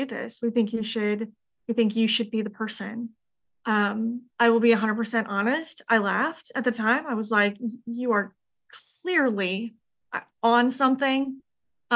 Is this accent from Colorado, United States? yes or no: yes; Colorado, United States; moved away; Colorado is my home state